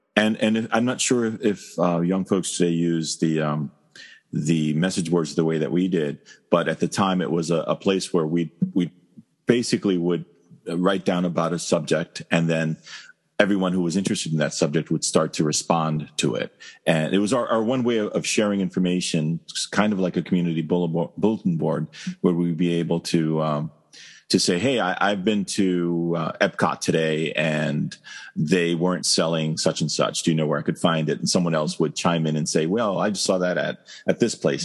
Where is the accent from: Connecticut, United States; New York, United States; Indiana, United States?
New York, United States; New York City; moved away as an adult; I am originally from Brooklyn in New York City. Uh, I grew up and was raised there, lived for there for about 24, 25 years